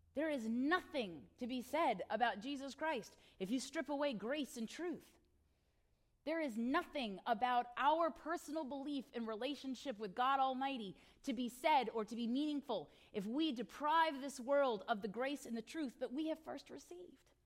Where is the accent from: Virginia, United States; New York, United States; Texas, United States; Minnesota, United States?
Virginia, United States; Northern; I grew up in Northern Virginia, but I have family down in Hampton Roads